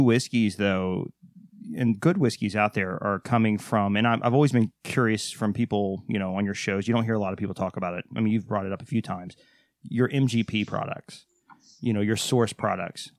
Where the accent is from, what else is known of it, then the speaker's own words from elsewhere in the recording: Waco, Texas, United States; I'm from Texas